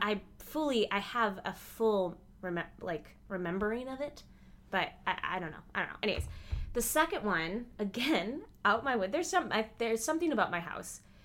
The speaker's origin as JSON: {"language": "English", "region": "Midwest", "country": "United States", "tie": "born or raised there", "said": "I grew up in the Midwest"}